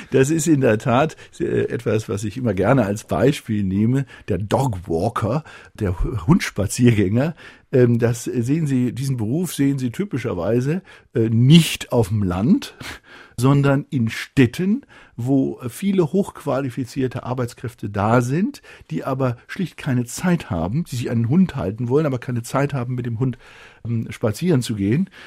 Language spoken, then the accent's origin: German; Germany; wir ähm, sind in der Verantwortung als Deutsche.